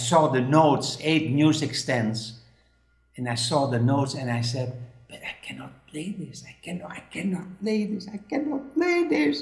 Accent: Netherlands; English is a second language; now in Spain; I'm living now in Spain, but I'm from Holland

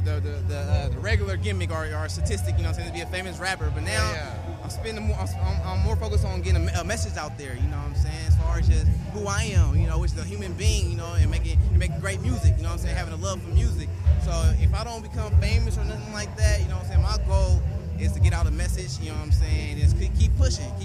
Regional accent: Oakland, California, United States; I'm from Oakland, California

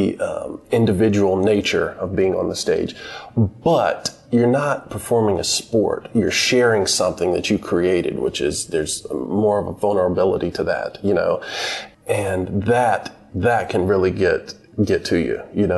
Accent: Statesboro, Georgia, United States; also born or lived in Greenville, North Carolina; we left when I was 2 years old because my mother had gotten a job at Georgia Southern University in South Georgia near Savannah.

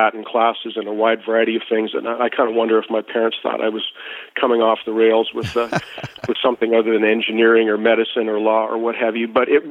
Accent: Edmonton, Alberta, Canada; So, Ray, I'm from Canada originally, born in 1959 in Edmonton, Alberta

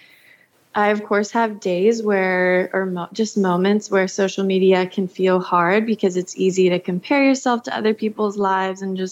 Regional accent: Georgia, United States; I grew up in the South in Georgia

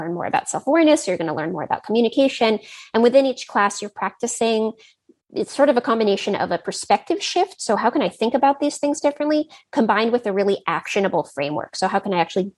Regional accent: Silicon Valley, California, United States; I grew up in Silicon Valley

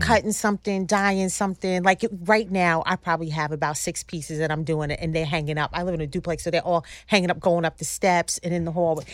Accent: Long Island, New York, United States; I grew up on Long Island

